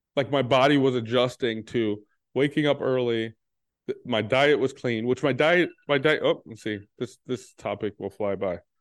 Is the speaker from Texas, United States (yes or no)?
yes; Texas, United States; I'm from Texas